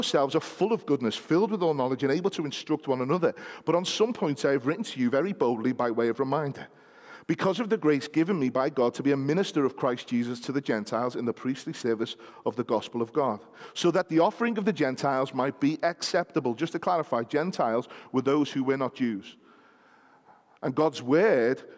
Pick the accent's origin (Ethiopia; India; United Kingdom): United Kingdom; we happen to be British citizens